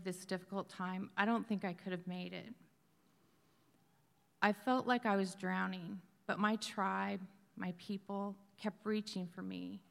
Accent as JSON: {"language": "English", "region": "Wyoming", "country": "United States", "tie": "born or raised there", "said": "I grew up in Wyoming, the oldest of 4 children in a strong, faithful Christian home."}